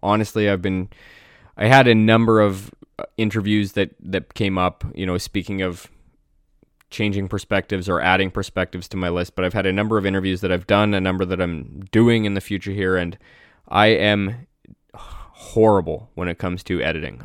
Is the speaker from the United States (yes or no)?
no; Canada; I'm Canadian